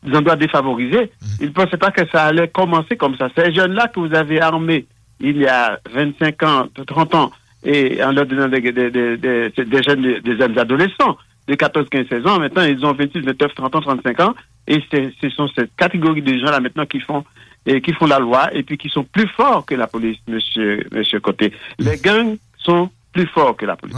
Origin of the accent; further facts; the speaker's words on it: Plateau Central, Centre, Haiti; moved away as an adult; now in Quebec, Canada; je viens du plateau, du plateau central, l'un des départements d'Haïti